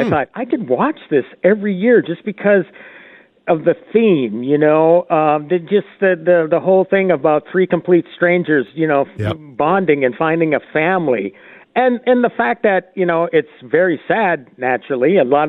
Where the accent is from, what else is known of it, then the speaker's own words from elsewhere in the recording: Minnesota, United States; As a Minnesotan